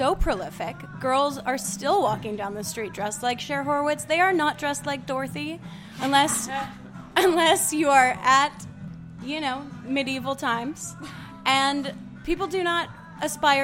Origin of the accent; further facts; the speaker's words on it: Los Angeles, California, United States; I was growing up in Beverly Hills, Bel Air at the time